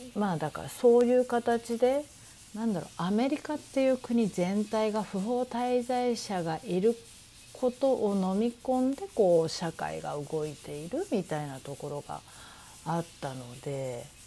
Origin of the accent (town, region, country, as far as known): Japan; moved away as an adult; now in New York, United States